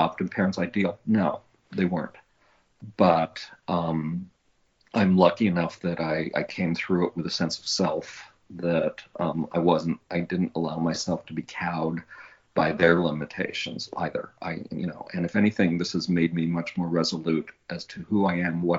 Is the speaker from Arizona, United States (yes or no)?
no; Long Beach, California, United States; I was born in Long Beach